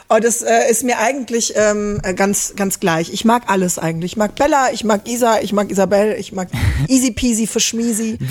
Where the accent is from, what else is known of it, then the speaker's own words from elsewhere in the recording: Stromberg, North Rhine-Westphalia, Germany; also born or lived in Netherlands / Beckum; ich komme hier aus der Ecke, aus Stromberg.